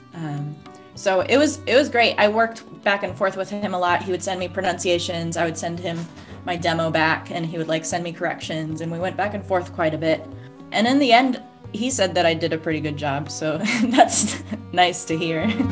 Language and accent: English; Oregon, United States; I'm from Oregon